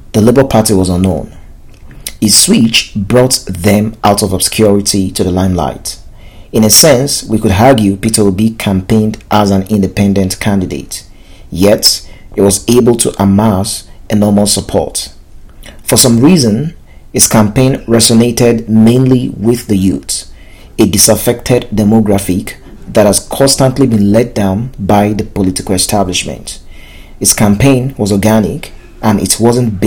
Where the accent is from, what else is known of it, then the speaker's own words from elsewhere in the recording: Nigeria; As a Nigerian